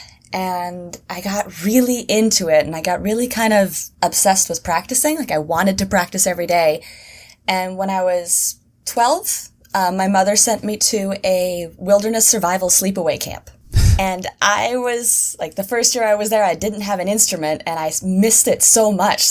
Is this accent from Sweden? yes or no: yes; Sweden; moved away as an adult; also born or lived in Seattle, United States; now in New York, United States; I moved from Sweden to Seattle when I was 18